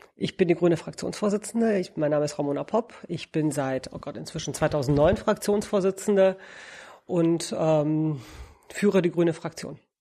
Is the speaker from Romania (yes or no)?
yes; Romania; also born or lived in Münster, Germany; now in Berlin, Germany; Ich komme aus Rumänien eigentlich